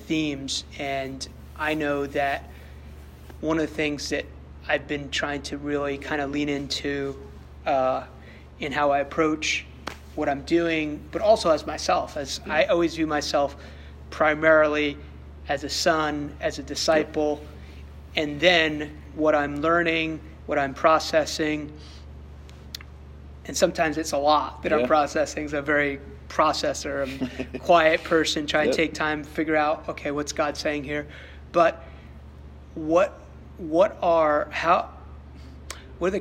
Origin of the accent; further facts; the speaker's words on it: United States; I love being American